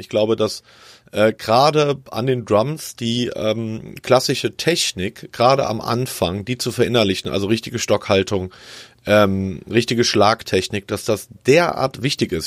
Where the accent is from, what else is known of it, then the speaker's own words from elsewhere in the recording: south of Bonn, North Rhine-Westphalia, Germany; also born or lived in Cologne / Frankfurt; now in Karlsruhe, Germany; ich glaube vier oder fünf Jahre und dann bin ich ungefähr 50 Kilometer südlich gezogen und äh, da bin ich dann groß geworden. Südlich von Bonn.